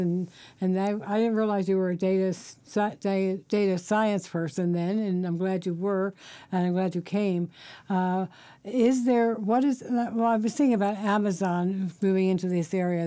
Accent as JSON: {"language": "English", "region": "Virginia", "country": "United States", "moved": "as an adult", "lives_now": "Washington, D.C., United States", "said": "I'm from Virginia"}